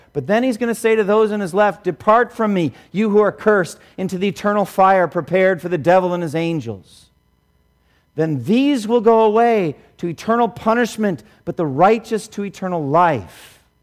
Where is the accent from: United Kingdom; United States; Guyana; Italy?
United States; Boston, Massachusetts; I grew up here in Boston.